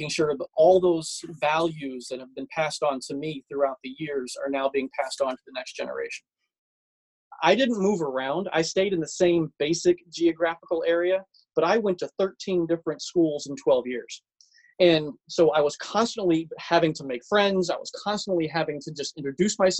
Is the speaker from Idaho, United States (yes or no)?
no; Madison, Alabama, United States; moved away as an adult; also born or lived in Yokosuka, Japan; now in Pennsylvania, United States; I grew up in Madison, Alabama